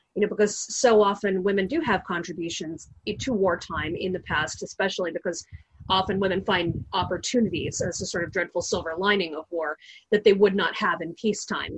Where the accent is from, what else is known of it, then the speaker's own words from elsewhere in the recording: Long Beach, California, United States; born and raised in Southern California, in Long Beach.